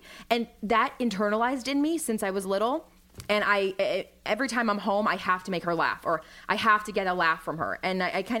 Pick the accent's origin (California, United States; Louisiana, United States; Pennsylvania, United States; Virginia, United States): Virginia, United States; Arlington; We're from Arlington.